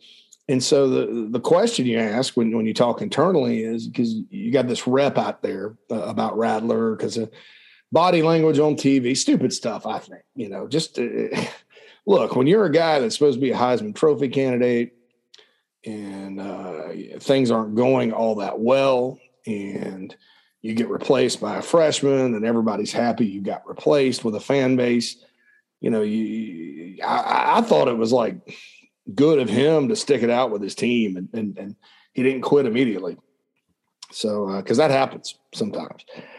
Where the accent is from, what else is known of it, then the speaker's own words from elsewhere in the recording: Spartanburg, South Carolina, United States; moved away; my hometown of Spartanburg, South Carolina.